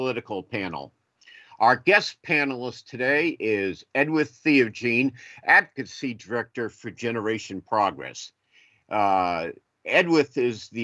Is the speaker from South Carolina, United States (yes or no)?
no; Massachusetts, United States; I'm very proud to have Senator Warren as my home state senator